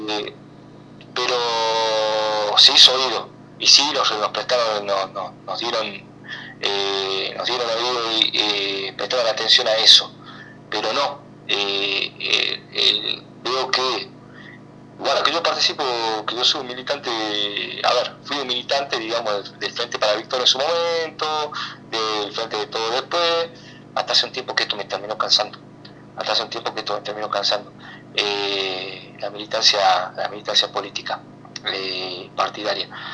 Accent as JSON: {"language": "Spanish", "country": "Argentina", "said": "los argentinos"}